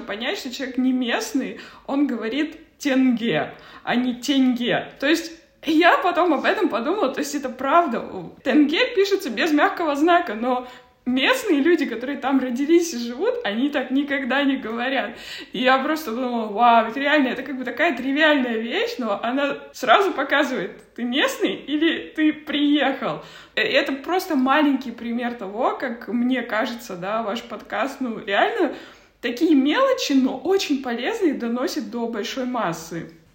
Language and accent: Russian; Kazakhstan; moved away; я просто родом из Казахстана